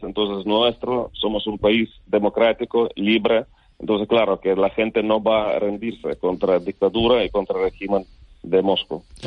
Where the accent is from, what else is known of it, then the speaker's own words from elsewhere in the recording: Lviv, Lviv Oblast, Ukraine; Spanish is a second language; moved away as an adult; now in Tenerife, Spain; mi ciudad natal, Lviv